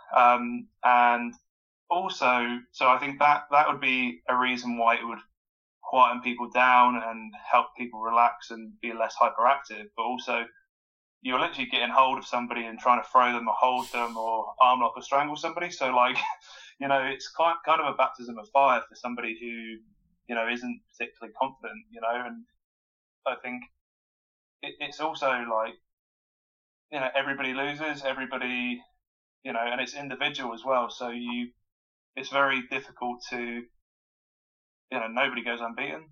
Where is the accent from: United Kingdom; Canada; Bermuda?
United Kingdom; Wokingham, South East England; So I'm from um, Wokingham in Berkshire, so I grew up in in Berkshire